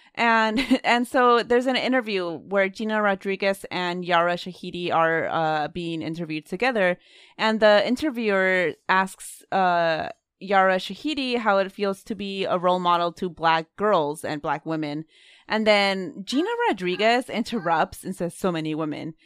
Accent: Oakland, California, United States; we grew up in Oakland

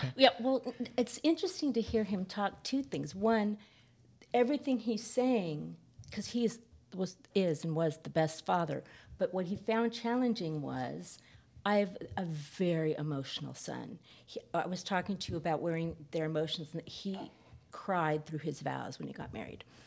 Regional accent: San Fernando Valley, California, United States; I grew up in the San Fernando Valley

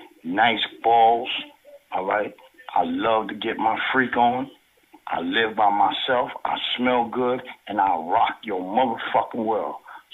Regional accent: New York City, New York, United States; I'm from the Bronx.

